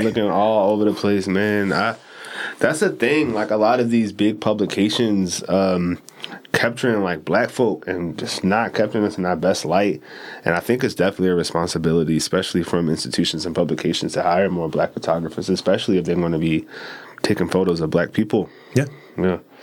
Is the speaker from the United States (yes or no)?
yes; Baltimore, Maryland, United States; from east baltimore uh, born and raised